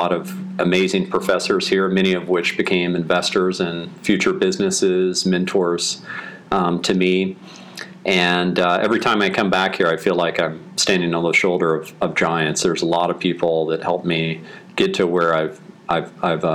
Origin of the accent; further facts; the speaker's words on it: Austin, Texas, United States; I'm from Austin.